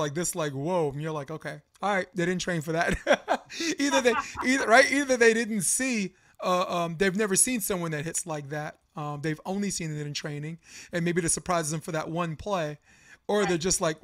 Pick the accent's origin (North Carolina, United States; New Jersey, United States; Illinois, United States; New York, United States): New York, United States; I'm from New York